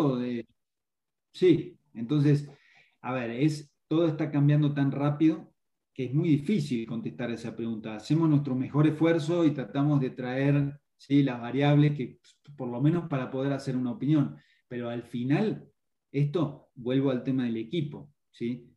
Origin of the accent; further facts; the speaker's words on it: Argentina; now in Mexico; Yo hablo así, nací en Argentina, pero hace 20 años que vivo acá, me, considero local